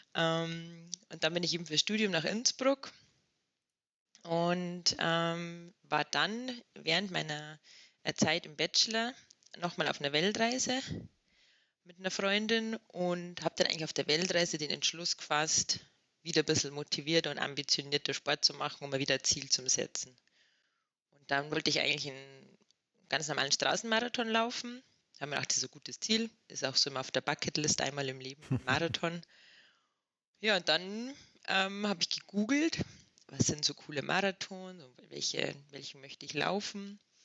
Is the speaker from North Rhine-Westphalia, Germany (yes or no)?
no; Inzell, Bavaria, Germany; now in Axams, Austria; ich komme aus Inzell, ähm, in der Nähe von Traunstein.